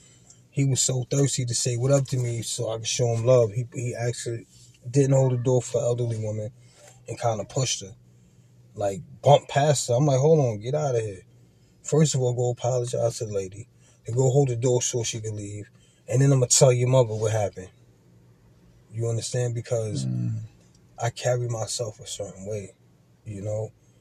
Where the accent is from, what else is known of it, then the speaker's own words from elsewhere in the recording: New York City, New York, United States; I grew up out in Farrakway, born and raised